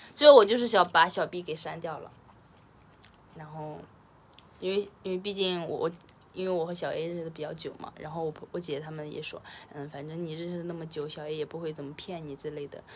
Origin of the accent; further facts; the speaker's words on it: Henan, China; 我本河南人